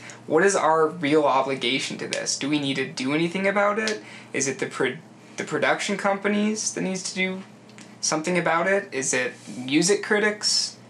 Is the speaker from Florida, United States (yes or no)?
no; Utah, United States; growing up in Utah County, like the whitest of whitest places